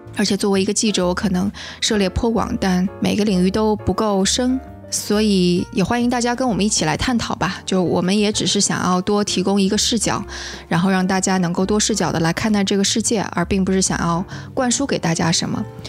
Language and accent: Chinese; southern China, China; 我是个南方人，所以的确我从来都没有搞清楚过前后鼻音是怎么回事儿，我也听不出来差别